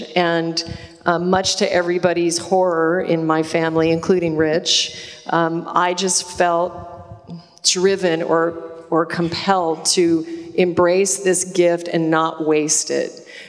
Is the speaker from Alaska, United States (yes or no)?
yes; Alaska, United States; But I was raised in Alaska on game meat. I incarnated into a family of a big game hunter, and I grew up eating caribou tacos and moose stew and more salmon than anyone would ever want to eat.